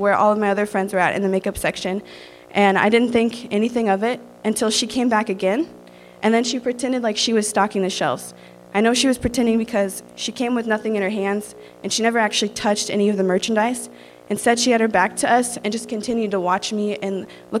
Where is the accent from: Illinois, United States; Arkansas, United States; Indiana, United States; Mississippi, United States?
Indiana, United States; Rensselaer; I'm from Rensselaer, Indiana